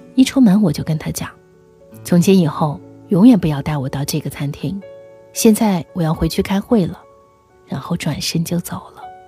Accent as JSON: {"language": "Chinese", "country": "China", "said": "我是中国人"}